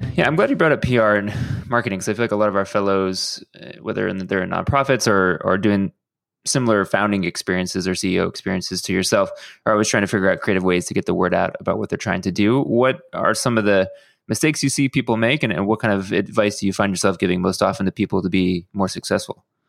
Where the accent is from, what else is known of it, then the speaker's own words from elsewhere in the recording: Houston, Texas, United States; somebody who grew up in Houston